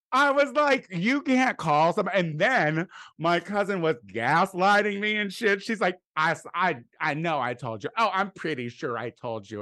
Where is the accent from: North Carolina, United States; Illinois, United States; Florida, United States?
Illinois, United States; Clinton; moved away; the very house that I grew up